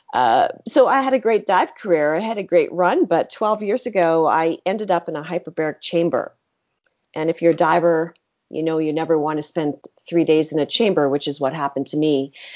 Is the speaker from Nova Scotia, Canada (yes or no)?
yes; Halifax, Nova Scotia, Canada; I grew up in Halifax, and my mother was a marine biologist with Department of Fisheries and Oceans in Canada